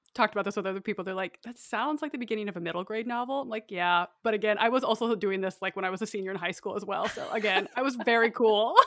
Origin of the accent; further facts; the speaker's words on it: Idaho, United States; I, like I said, grew up in a really rural area, it's quite isolated, and I went to school in my small town